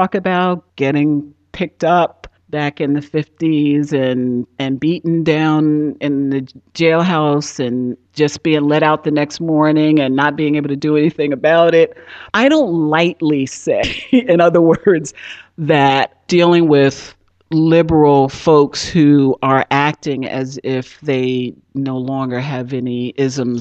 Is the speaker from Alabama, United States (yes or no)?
no; Newark, New Jersey, United States; I grew up in Newark, New Jersey, inner city, Newark, New Jersey